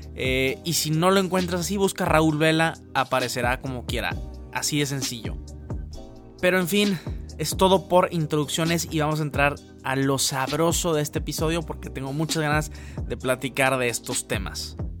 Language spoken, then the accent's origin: Spanish; Mexico; como mexicano